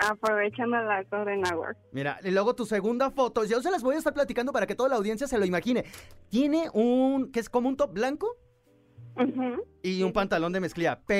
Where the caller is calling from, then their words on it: Mexico City, Mexico; De la Ciudad de México.